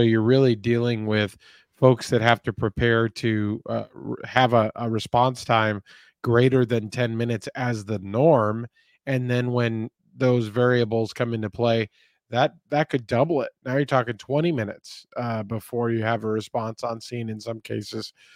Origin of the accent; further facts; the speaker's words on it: Texas, United States; in the state of Texas, my home state here.